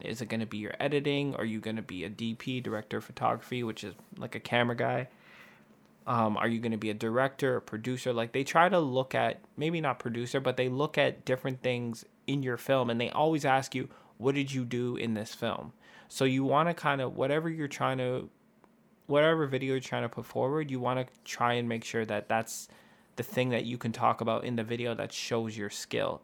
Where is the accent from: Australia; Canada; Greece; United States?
Canada; we're from Canada.